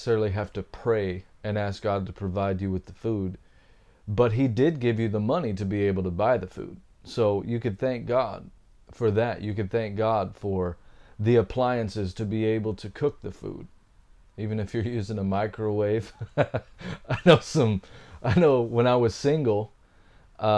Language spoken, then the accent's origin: English; Texas, United States; I come from Texas